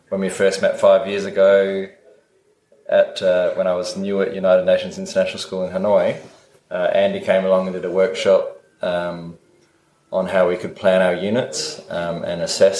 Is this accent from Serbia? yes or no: no; Adelaide, South Australia, Australia; moved away as an adult; I'm originally from Adelaide in South Australia.